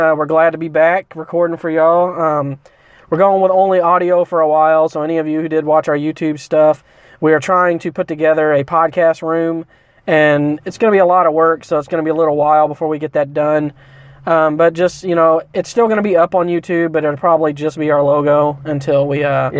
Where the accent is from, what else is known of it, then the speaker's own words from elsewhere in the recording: Midwest, United States; moved away; because I was from the Midwest, and when people talked about po' boy, let me tell you about this before we sign off here. When I first moved here, everyone started talking about these things fucking po' boys.